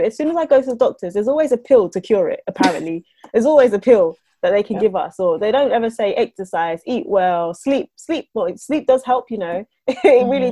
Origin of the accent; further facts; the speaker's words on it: Jamaica; now in United Kingdom; I'm Jamaican